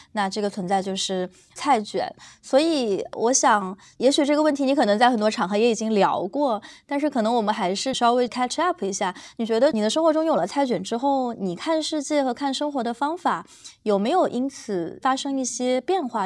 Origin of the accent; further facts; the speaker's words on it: Guizhou, China; 我家是贵州嘛，然后是一个比较山多的地方